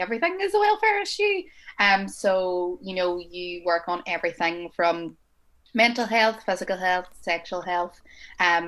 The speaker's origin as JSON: {"language": "English", "town": "Derry", "region": "Northern Ireland", "country": "United Kingdom", "said": "I'm 23 years old and I'm from Derry"}